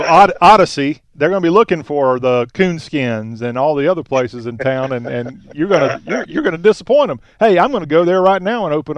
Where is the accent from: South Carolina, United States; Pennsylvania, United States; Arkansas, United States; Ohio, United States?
South Carolina, United States; Well, I'm from South Carolina.